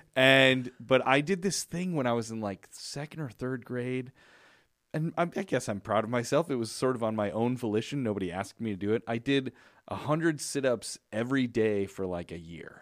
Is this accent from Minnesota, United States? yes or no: no; Chicago, Illinois, United States; I grew up in Chicago